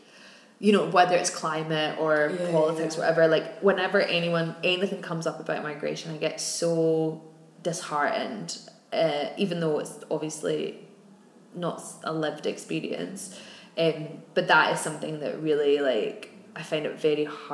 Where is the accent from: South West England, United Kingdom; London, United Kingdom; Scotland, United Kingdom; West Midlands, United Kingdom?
Scotland, United Kingdom; Glasgow; we're Irish descent, came to Glasgow